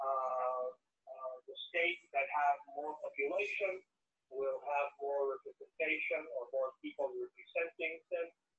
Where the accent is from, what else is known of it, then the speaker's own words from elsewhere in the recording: Puerto Rico; moved away; I was born, I grew up in Puerto Rico.